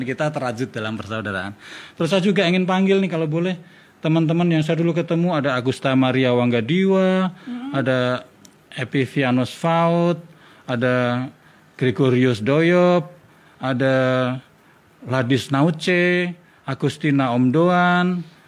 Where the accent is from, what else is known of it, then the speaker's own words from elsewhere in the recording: Yogyakarta, Special Region of Yogyakarta, Indonesia; saya tinggal di Jogja, saya orang Jawa. Uh, eh, papa ibu saya juga dari Jogja